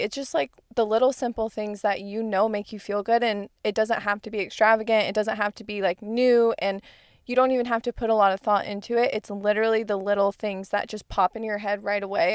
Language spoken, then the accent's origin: English; Arizona, United States; moved away; I'm from Arizona, the fog is not a thing